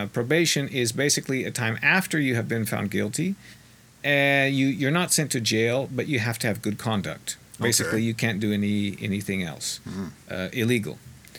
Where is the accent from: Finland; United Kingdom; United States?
United States; Colorado; I have a little bit of news from my home state of Colorado.